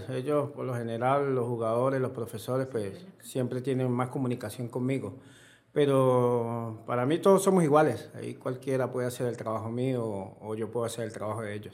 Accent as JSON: {"language": "Spanish", "town": "Bramón", "region": "Táchira", "country": "Venezuela", "tie": "born or raised there", "said": "Soy más conocido en mi pueblo, en en Bramón"}